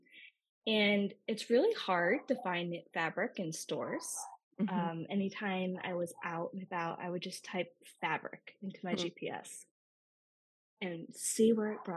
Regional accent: Richmond, Virginia, United States; I grew up in Richmond, Virginia

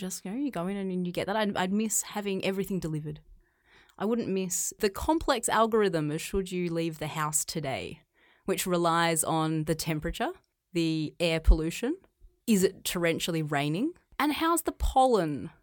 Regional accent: Australia; moved away as an adult; now in China; I grew up in Australia. I grew up on a, a farm.

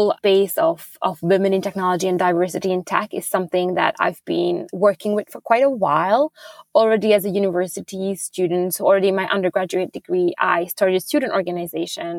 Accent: Budapest, Hungary; moved away as an adult; also born or lived in Abu Dhabi / New York; now in Sweden; I'm originally from Hungary, from Budapest. That's where I grew up

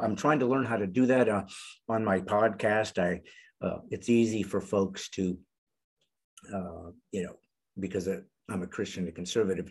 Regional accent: United States; I was born in the United States

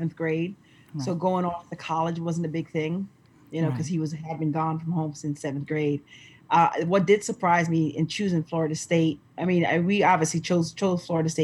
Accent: St. Lucia; we're from the Caribbean. We're from St. Lucia

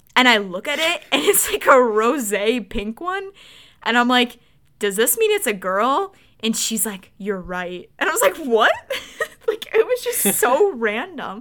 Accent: Wisconsin, United States; also born or lived in suburbs of Detroit, Michigan; now in Michigan, United States; I was born and raised in Wisconsin

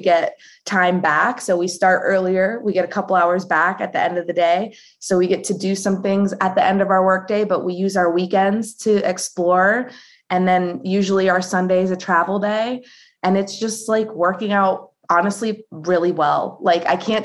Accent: United States; I was born in the United States

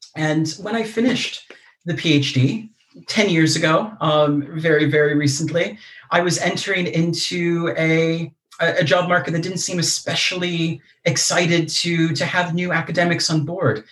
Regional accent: United States; accent: American; moved away as an adult; also born or lived in Leeds, United Kingdom; now in United Kingdom; I'm American, you can probably tell from my accent

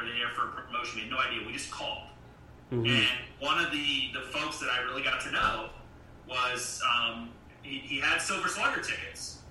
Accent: Ocean Pines, Maryland, United States; moved away as an adult; now in Roanoke, United States; I grew up in Ocean Pines outside of Ocean City

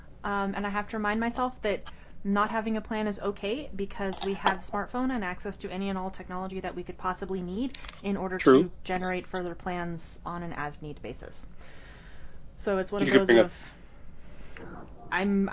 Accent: Idaho Falls, Idaho, United States; I grew up in Idaho Falls.

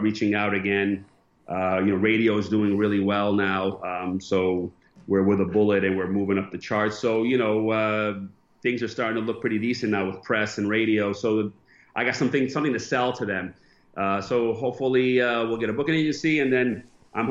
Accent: Connecticut, United States; moved away as an adult; also born or lived in Bridgeport / Stamford; now in Cyprus; I'm from Connecticut as well.

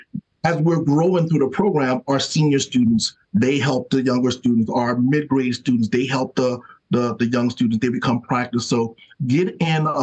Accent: South Carolina, United States; now in Detroit, United States; I'm from South Carolina, that's the South talking

